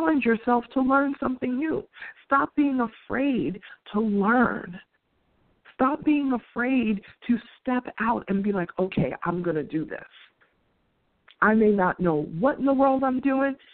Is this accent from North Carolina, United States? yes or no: no; New York City, New York, United States; being a New Yorker